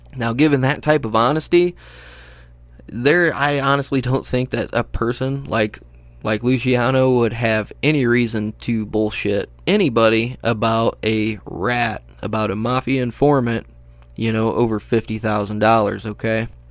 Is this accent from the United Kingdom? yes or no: no; United States; I'm an American